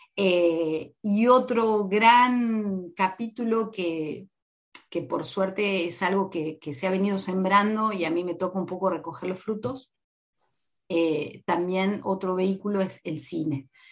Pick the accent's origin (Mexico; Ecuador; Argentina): Argentina; Paraná, Entre Ríos; moved away as an adult; now in New Zealand; vengo de Paraná, y Paraná es la capital panamericana de softball